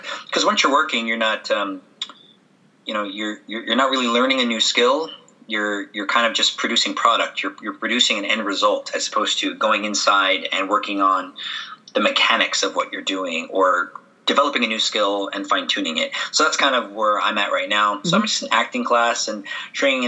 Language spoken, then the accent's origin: English; San Francisco, California, United States; moved away as an adult; also born or lived in Santa Maria, California / New York; I'm probably going to teach in San Francisco, where my hometown